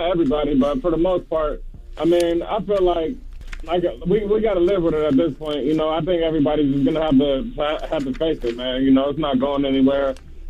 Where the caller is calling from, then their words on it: Savannah, Georgia, United States; I'm calling from the Savannah area.